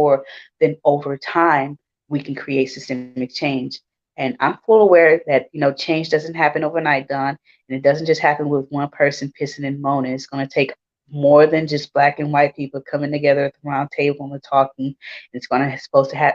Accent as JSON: {"language": "English", "town": "Houston", "region": "Texas", "country": "United States", "tie": "born or raised there", "said": "I grew up in Houston, a melting pot. We have it all down here"}